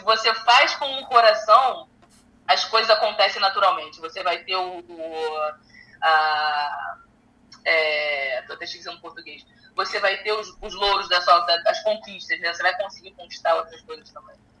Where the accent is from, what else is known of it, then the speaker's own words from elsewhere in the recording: Brazil; moved away as an adult; now in United States; foi necessário eu sair do meu país. Uh, eu acredito que eu seja mais conhecida aqui nos Estados Unidos do que no meu próprio país